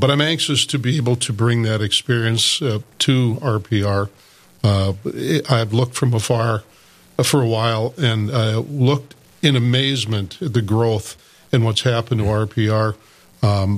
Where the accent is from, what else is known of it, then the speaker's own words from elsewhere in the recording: Dickinson, North Dakota, United States; moved away as an adult; also born or lived in Bismarck / Minot; now in Fargo, United States; I started as a disc jockey in high school in Dickinson. I'm from Dickinson originally